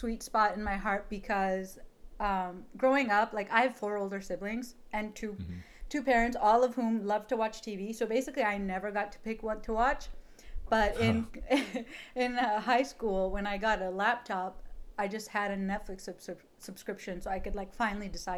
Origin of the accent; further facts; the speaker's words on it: Utah, United States; I grew up in Utah